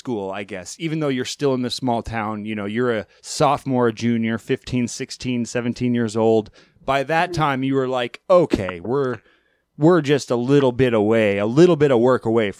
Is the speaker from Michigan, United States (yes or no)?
no; Alaska, United States; in the 2000s, growing up in Alaska, we were like on average 3 to 5 years behind the rest of the country.